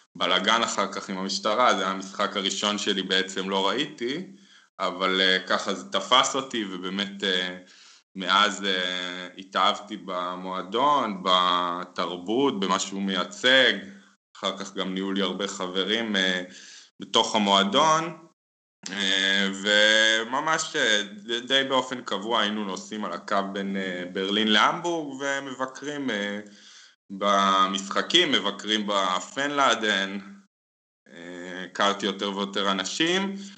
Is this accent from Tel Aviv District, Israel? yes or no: yes; Tel Aviv, Tel Aviv District, Israel; moved away as an adult; now in Berlin, Germany; לכדורגל הגעתי כמו רוב הילדים ב- בישראל, דרך uh, המשפחה, אבא שלי, אה, אוהדי הפועל, מגיל צעיר uh, לקחו אותי לבלומפילד